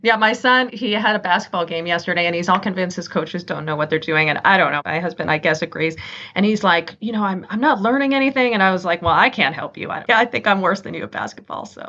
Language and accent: English; Santa Cruz, California, United States; moved away as an adult; also born or lived in Boston / Michigan; now in Detroit, United States; I grew up in a little hippie beach town called Santa Cruz, little surfer town in the central coast of California.